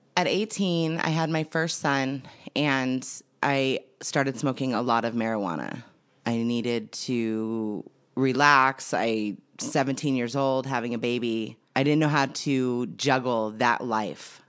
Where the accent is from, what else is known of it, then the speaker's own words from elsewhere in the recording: Santa Clarita, California, United States; I grew up in Santa Clarita Valley, California.